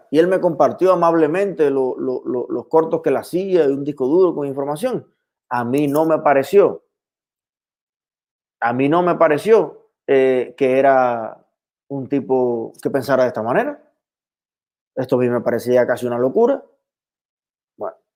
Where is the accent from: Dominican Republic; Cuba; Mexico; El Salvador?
Cuba; Ceballos, Ciego de Ávila; más rico estaba el pan con aguacate que me voy a preparar ahora, como hacía en mi infancia allá en Ceballos.